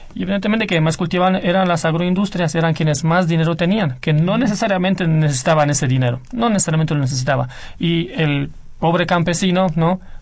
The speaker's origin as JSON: {"language": "Spanish", "country": "Romania", "moved": "yes", "said": "Yo vengo de Rumanía y sí conozco muy bien la realidad económica de Rumanía de los años 90"}